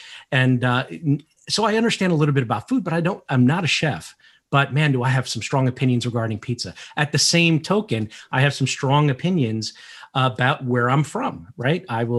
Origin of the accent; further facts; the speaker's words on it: New Jersey, United States; first language Portuguese; English is a second language; I grew up in New Jersey, a blue collar mentality with a blue collar family of immigrants that came over. I'm first generation American. I didn't speak English when I went to school, and I learned how to speak English thanks to Sesame Street.